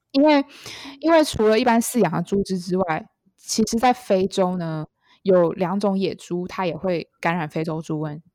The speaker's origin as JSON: {"language": "Chinese", "country": "Taiwan", "said": "我们台湾人很喜欢吃猪的内脏"}